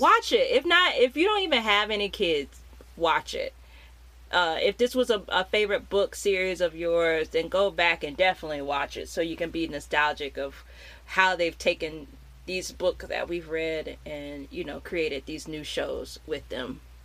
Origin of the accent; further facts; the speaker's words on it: United States; growing up in America in in the '90s